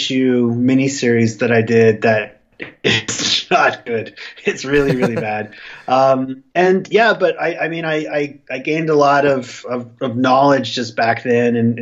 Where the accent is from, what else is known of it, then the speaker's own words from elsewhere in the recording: Alberta, Canada; also born or lived in Vancouver; now in Calgary, Canada; I was born in Alberta, so I did grow up a Flames fan back in the 80s